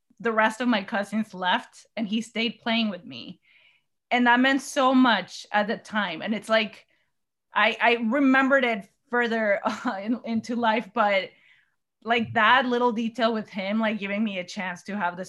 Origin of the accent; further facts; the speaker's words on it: Mexico; I was born and raised in Mexico